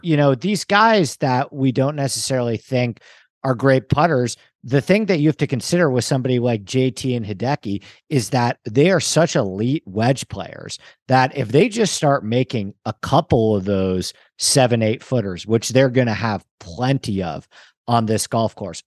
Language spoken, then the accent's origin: English; New York, United States; I grew up in New York